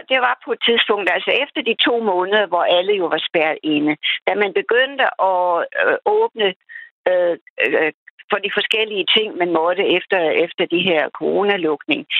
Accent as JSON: {"language": "Danish", "country": "Denmark", "said": "da jeg var dansker"}